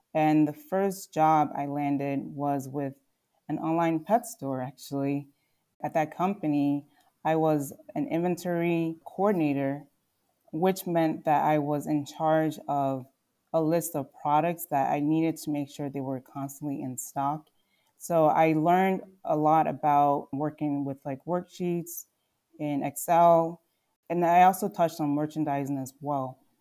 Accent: Telford, Pennsylvania, United States; also born or lived in Nigeria / Philadelphia / Oklahoma; I was born in Nigeria, and my family moved to the U S when I was six years old. And we moved to Philadelphia, and later on, we moved outside the city to the suburbs.

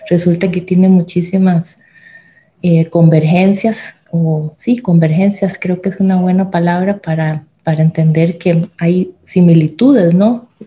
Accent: El Salvador; born there; Yo nací en El Salvador, mi padre era salvadoreño y toda la familia paterna que tengo es salvadoreña, mi mamá es alemana

